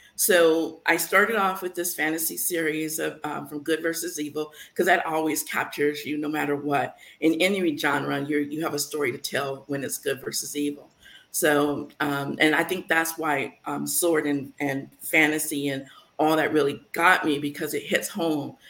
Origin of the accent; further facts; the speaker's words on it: San Francisco, California, United States; now in Las Vegas, United States; growing up in San Francisco